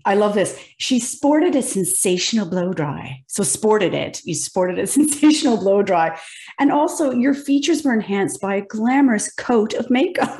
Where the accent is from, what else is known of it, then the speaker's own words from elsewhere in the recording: Kingston, Ontario, Canada; I am Kingston, Ontario.